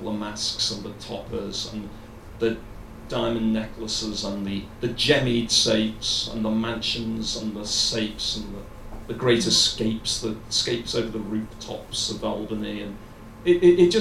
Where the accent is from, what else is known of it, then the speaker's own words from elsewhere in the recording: Liverpool, North West England, United Kingdom; I came from Liverpool, from a very low middle class family, and I grew up on some tough streets for a while anyway.